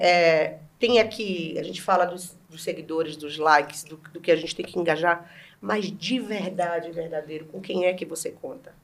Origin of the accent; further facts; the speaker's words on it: Bahia, Brazil; moved away; Eu, uma uhum. mulher gorda, nordestina